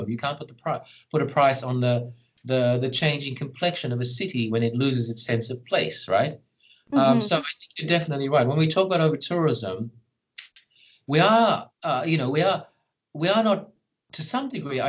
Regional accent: Australia; as an Australian

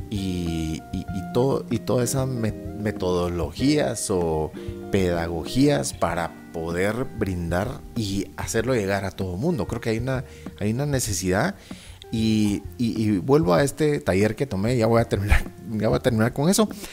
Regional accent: Guatemala; saliendo adelante como lo hemos hecho como guatemaltecos

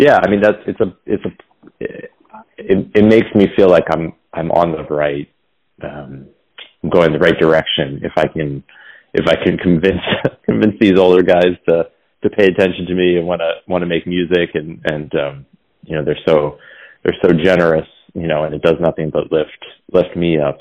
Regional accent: Philadelphia, Pennsylvania, United States; moved away; that kid in high school growing up in Philly

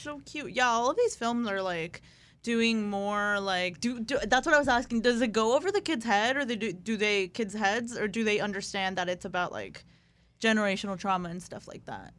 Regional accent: Tijuana, Baja California, Mexico; I'm from Tijuana

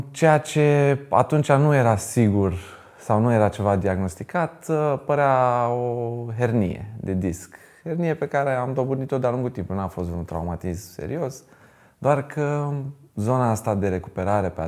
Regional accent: Bucharest, Romania; moved away as an adult; now in Iași, Romania; sunt din București. Am jucat uh, la două cluburi din uh, București.

